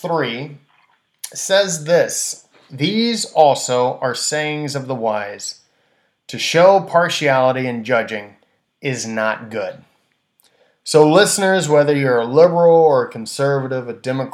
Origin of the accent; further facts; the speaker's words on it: United States; as American people, we cannot, as good citizens of this country